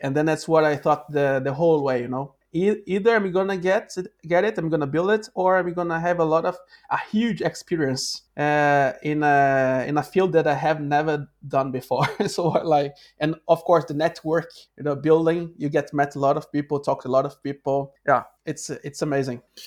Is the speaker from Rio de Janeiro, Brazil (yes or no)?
yes; Rio de Janeiro, Brazil; English is a second language; moved away as an adult; now in Norway; I'm from Rio de Janeiro